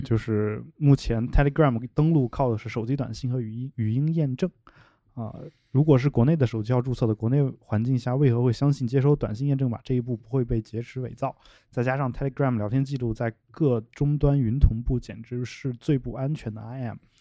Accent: China; 我的老家这样一些小县城

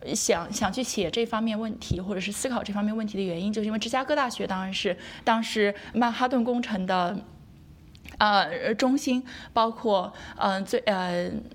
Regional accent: Hefei, Anhui, China; moved away as an adult; also born or lived in Chicago, United States; now in Ithaca, United States; 我从小在，在中国科大校园长大，然后后来我也是在中国科大读的本科，读的就是核，核与粒子物理专业

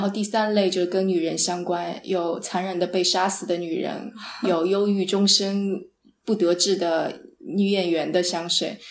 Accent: Jiangsu, China; moved away; also born or lived in San Francisco; 因为我是个江苏人，江苏是特别潮湿的地方

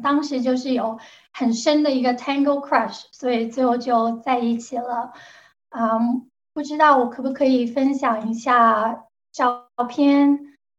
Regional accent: Guangzhou, Guangdong, China; Chinese is a second language; moved away as an adult; now in United States; 大家听得出来我是广州人，所以我的普通话讲得不好

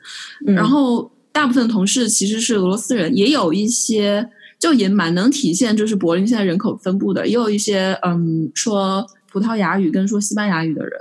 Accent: Changsha, Hunan, China; 对，我就想说，那我还犯得着跟你说我是长沙人吗？我还要花那么多的心思去解释？

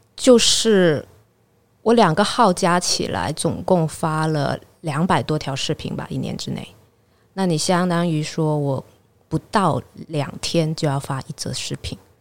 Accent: Guangdong, China; 我潮汕人嘛，我会讲潮汕话

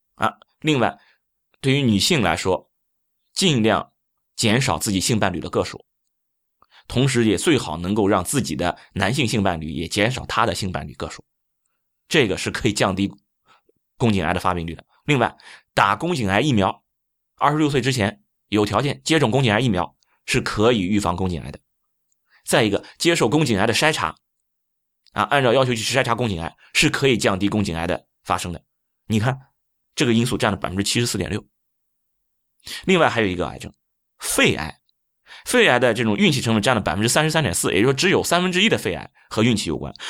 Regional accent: China; 我们中国人

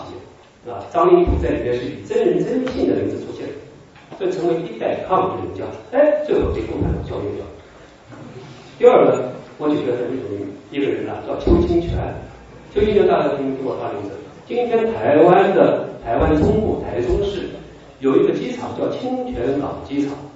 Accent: Jiangsu, China; 还有我们江苏的这个许世友

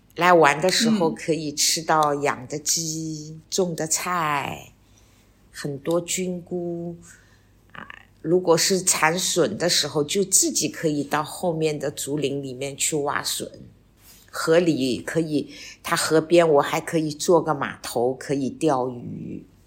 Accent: Shanghai, China; 我们上海人叫底梨

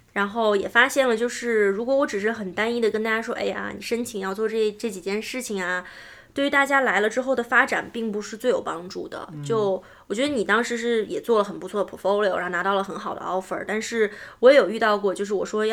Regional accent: China; also born or lived in Seattle, United States; now in Silicon Valley, United States; 我们中国人聪明又勤奋

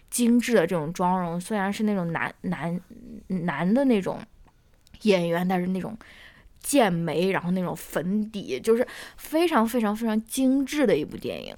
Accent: northern China, China; 我是一个北方人

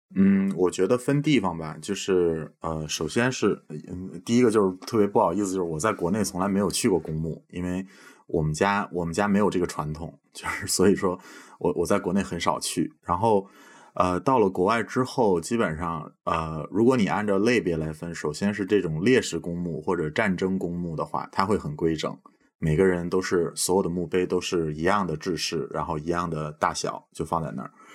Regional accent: Beijing, China; moved away as an adult; now in Estonia; 我是北京长大的

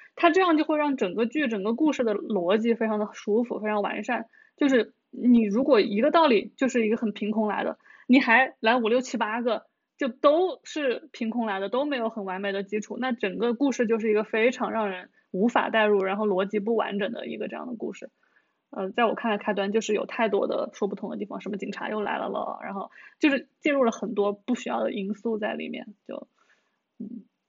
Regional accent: Hunan, China; 我们小时候湖南还有叫政法频道的

